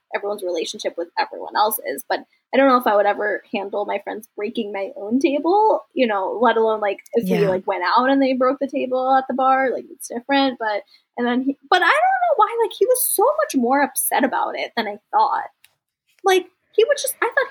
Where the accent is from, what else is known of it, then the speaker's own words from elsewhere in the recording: United States; I'm an American Indian. I also have American influences